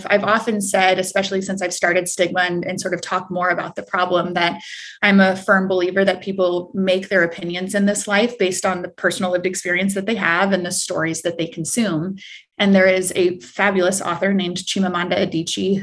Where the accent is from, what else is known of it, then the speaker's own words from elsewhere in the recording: Prairie Village, Kansas, United States; also born or lived in Escazú, Costa Rica; I mostly grew up in the Midwest